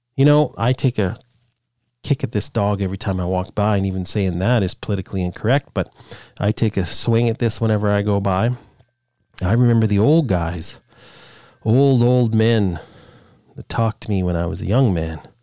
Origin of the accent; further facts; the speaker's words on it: Canada; I'm Canadian